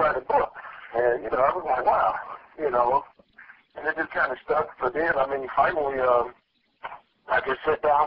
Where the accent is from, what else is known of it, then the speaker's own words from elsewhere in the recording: Chicago, Illinois, United States; growing up in Chicago on the South Side